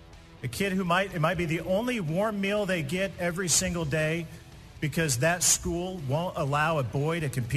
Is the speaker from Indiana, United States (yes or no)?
yes; Indiana, United States; Indiana, my home state